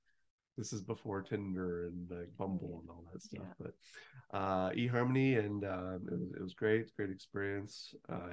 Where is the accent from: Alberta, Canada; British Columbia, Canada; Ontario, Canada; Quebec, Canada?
Alberta, Canada; Lloydminster; also born or lived in Calgary, Alberta; I was born in Calgary, Alberta, and when I was young, my mom got a job and we moved into a small town called Lloydminster.